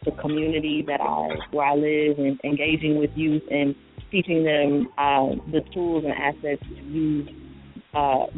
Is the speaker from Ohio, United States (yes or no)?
yes; Columbus, Ohio, United States; I was born and raised in Columbus, Ohio